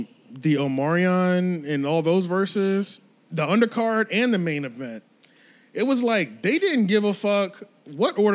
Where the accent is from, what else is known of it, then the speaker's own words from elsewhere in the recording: New York, United States; I'm from New York